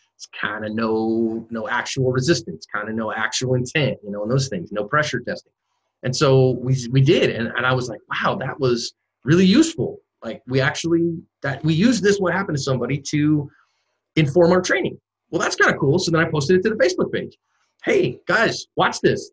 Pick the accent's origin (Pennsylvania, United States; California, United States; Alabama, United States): California, United States; San Francisco Bay Area; moved away as an adult; also born or lived in Oregon; I'm originally from the San Francisco Bay Area